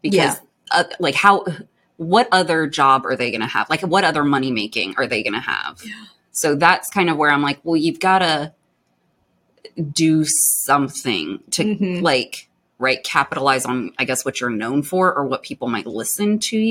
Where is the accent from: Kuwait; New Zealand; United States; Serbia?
Kuwait; moved away; I'm from Kuwait.